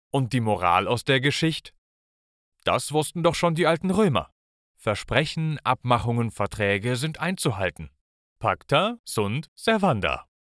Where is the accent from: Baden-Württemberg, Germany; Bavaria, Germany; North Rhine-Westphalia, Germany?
North Rhine-Westphalia, Germany; Münster; Ich bin in Münster aufgewachsen und in Münster, da muss jedes Kind einfach Fahrrad fahren können.